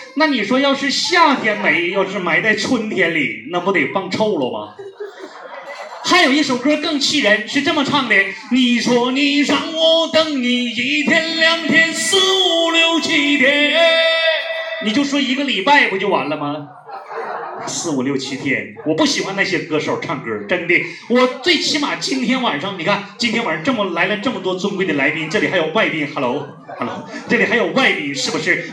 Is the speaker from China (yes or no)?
yes; Northeast China, China; 我来自东北